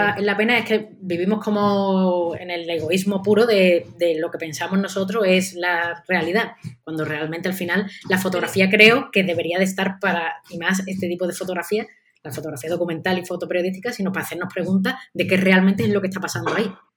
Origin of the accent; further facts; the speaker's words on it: Seville, Andalusia, Spain; yo también soy de Sevilla